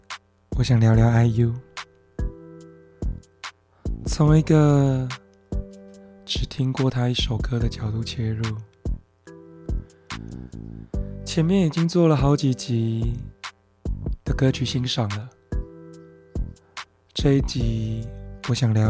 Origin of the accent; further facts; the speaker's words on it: Taiwan; first language Mandarin and Taiwanese Hokkien; 身为台湾人，这两种语言都算是我的母语。